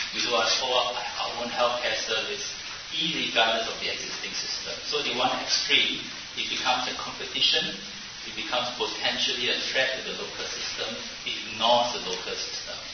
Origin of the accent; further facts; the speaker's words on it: Singapore; I grew up in Asia, in Singapore